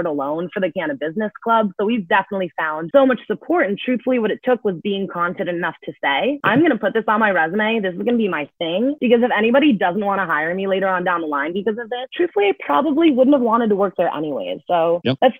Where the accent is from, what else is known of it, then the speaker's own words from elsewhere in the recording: Bay Area, California, United States; moved away as an adult; now in New York, United States; I'm originally from the Bay Area